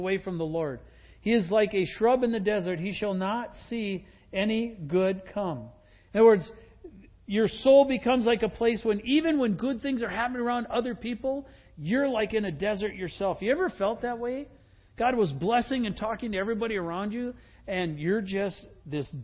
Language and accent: English; Wisconsin, United States; moved away; I grew up in Wisconsin.